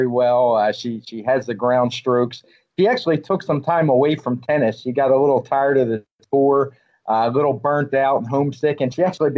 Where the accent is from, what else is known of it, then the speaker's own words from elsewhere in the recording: United States; as an American